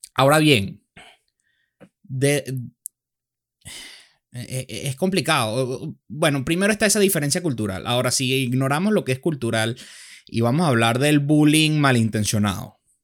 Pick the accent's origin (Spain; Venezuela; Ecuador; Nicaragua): Venezuela; nosotros somos venezolanos